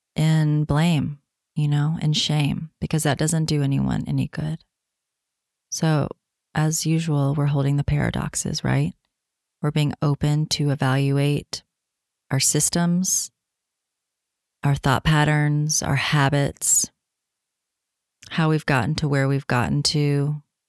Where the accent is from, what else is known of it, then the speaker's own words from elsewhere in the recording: Tennessee, United States; moved away; I'm coming at you from Tennessee, my home state